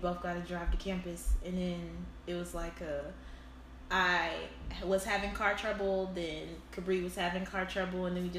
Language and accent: English; Charleston, South Carolina, United States; Like, I'm from Charleston, South Carolina. Shout out to the 843.